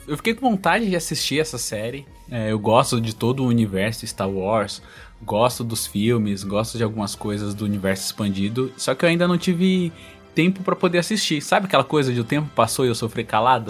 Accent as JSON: {"language": "Portuguese", "region": "Northeast Region", "country": "Brazil", "said": "Eu sou nordestino"}